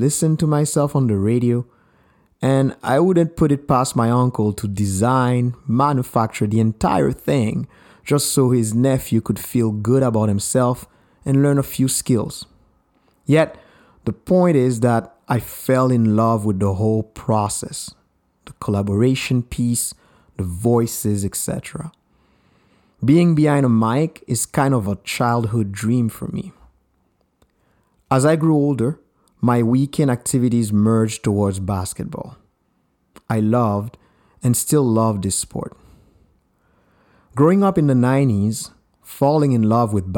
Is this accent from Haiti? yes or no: yes; Haiti; also born or lived in Montreal, Canada / Vancouver, Canada; now in Canada; I am from Haiti, a beautiful island in the heart of the Caribbean Sea. I've been living in Canada for 20 plus years